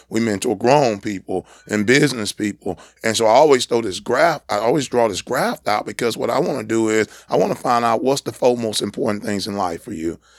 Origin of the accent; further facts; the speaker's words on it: San Diego, California, United States; moved away; up in a single parent home in San Diego, California